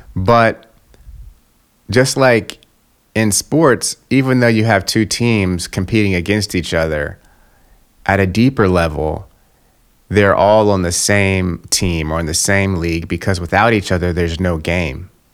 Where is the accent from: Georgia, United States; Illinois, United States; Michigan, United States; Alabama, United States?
Georgia, United States; Atlanta; I'm from Atlanta, Georgia, right, which is in the South in the United States